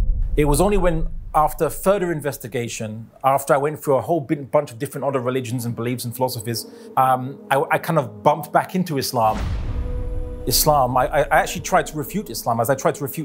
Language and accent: English; London, United Kingdom; I was born in London, raised in London, UK.